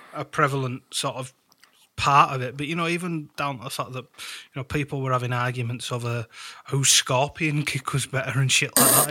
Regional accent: United Kingdom; being British

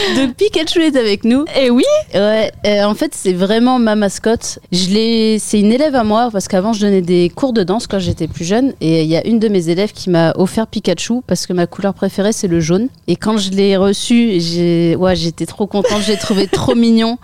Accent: Saint-Quentin, Hauts-de-France, France; j'ai grandi en Picardie. Euh, dans, une ville qui s'appelle Saint-Quentin

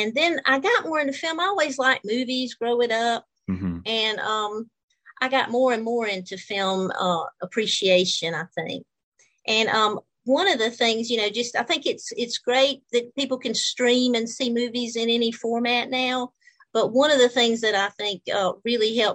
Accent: Georgia, United States; moved away as an adult; also born or lived in New Orleans, Louisiana / Palo Alto, California; I'm originally from Georgia in the United States

